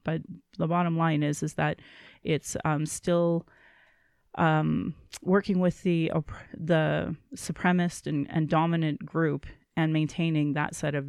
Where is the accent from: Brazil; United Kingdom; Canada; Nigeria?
Canada; Calgary, Alberta; I was born in Calgary as … another English name which has afforded me great privilege in an English colonial world. My mother is Slavey Dene or Saatchew Dene, but my Indian Act Imposed Status card by the Canadian government says Yellow Knives Dene.